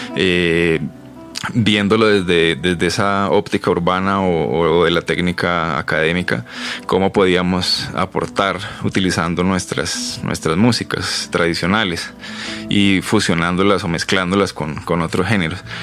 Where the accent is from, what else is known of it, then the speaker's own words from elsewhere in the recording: Pereira, Risaralda, Colombia; also born or lived in Havana; now in Bogotá, Colombia; yo soy de Pereira, primero me vine a Bogotá a estudiar música